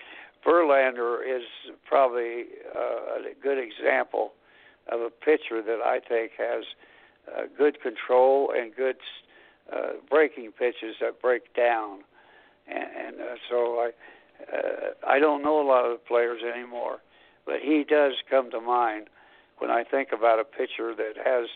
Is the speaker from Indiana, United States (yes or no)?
yes; Anderson, Indiana, United States; Anderson College, a small school in my hometown.